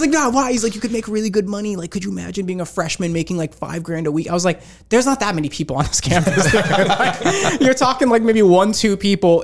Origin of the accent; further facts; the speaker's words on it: Rocky Hill, Connecticut, United States; I grew up in, uh, Connecticut. Grew up in a town called Rocky Hill